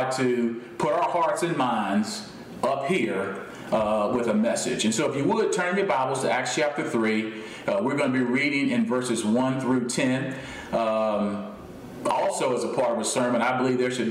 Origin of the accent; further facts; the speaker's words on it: United States; I was born into an earthly kingdom with my citizenship being in the United States.